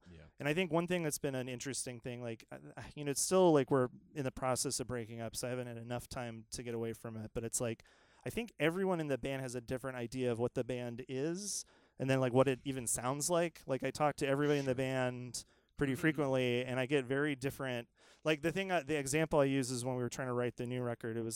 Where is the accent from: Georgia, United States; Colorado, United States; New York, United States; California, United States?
Georgia, United States; and sort of like I'm from Georgia, and like I don't know, and it was sort of like you know, like a bunch of queer folks in the South doing this